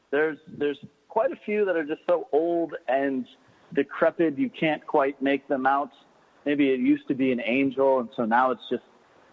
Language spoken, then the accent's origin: English; Michigan, United States; also born or lived in Chicago / Bay Area, California; now in Key West, United States; So I grew up in Michigan.